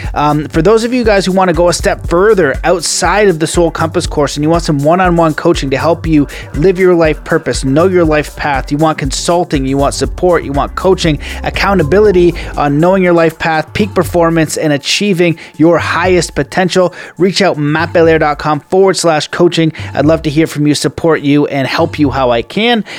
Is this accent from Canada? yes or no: yes; Canada; we are Canadian